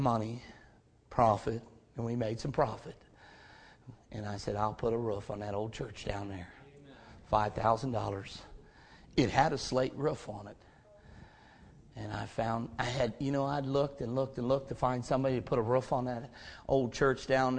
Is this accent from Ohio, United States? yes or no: yes; Stow, Ohio, United States; also born or lived in Hudson, Ohio; I was born and raised in Stowe, Ohio